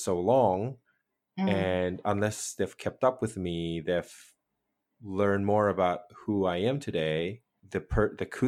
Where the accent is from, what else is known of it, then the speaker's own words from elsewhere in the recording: Indonesia; moved away; the friendships that I had when I was little from Indonesia